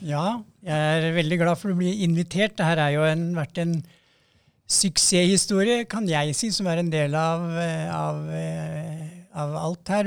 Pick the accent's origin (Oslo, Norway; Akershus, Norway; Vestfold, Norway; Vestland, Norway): Akershus, Norway; Romerike; jeg er jo fra Romerike